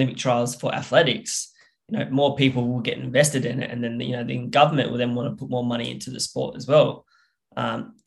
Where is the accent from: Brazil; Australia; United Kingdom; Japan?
Australia; South Australia; down here in South Australia, where my language groups are